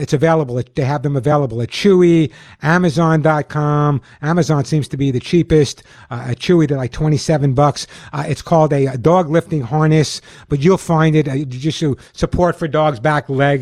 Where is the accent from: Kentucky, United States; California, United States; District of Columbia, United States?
California, United States; Los Angeles; also born or lived in Sedona, Arizona; calling from my hometown, Los Angeles, California